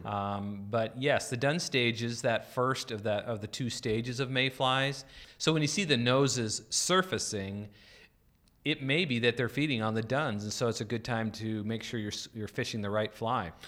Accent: North Dakota, United States; I grew up in North Dakota

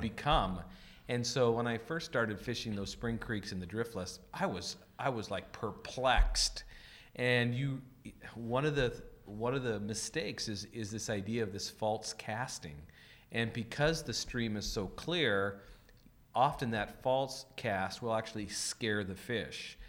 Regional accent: the West, United States; growing up in the West and sp-, spending all my learning years in the West

